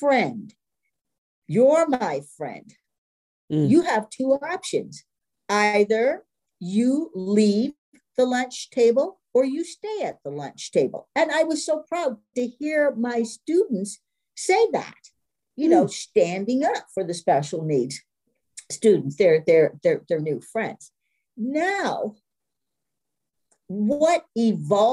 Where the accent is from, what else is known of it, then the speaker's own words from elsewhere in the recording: East Coast, United States; moved away; I'm from the East Coast